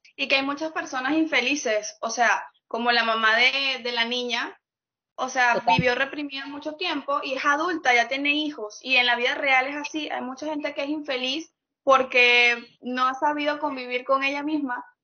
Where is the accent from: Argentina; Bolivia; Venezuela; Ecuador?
Venezuela; moved away; me fui de Venezuela